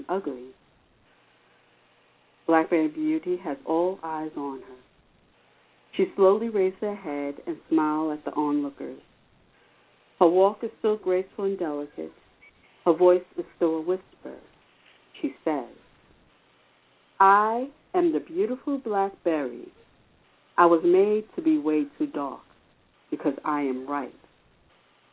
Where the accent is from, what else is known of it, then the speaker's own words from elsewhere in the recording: New York City, New York, United States; moved away as an adult; now in Valley Stream, United States; I'm originally from Rockaway Queens